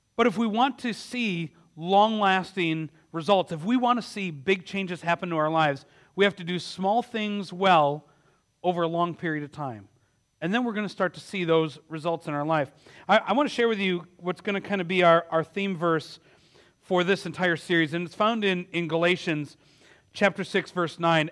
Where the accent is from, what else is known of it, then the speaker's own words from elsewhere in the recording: Milwaukee, Wisconsin, United States; my hometown of Milwaukee